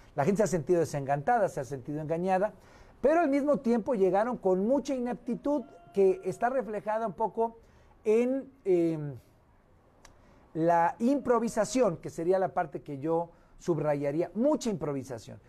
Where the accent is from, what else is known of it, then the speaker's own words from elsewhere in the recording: Guerrero, Mexico; now in Mexico City, Mexico; regresar a mi, a mi patria chica, a mi madre chica que es Guerrero